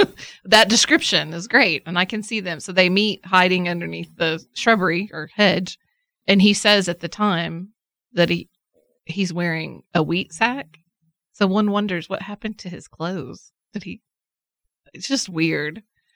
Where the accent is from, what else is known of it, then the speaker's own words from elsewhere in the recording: Scotland, United Kingdom; It's a very Scottish voice. I'm Scottish.